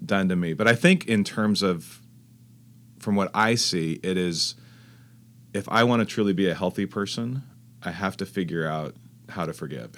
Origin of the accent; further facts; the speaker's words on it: Fresno, California, United States; also born or lived in Texas; now in La Jolla, United States; I grew up in Fresno, California